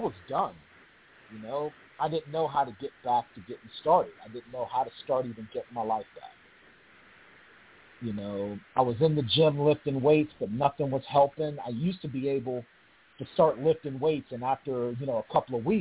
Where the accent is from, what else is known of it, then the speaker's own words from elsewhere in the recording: Pittsburgh, Pennsylvania, United States; moved away as an adult; I came back to my hometown, came back to the 412, Pittsburgh, Pennsylvania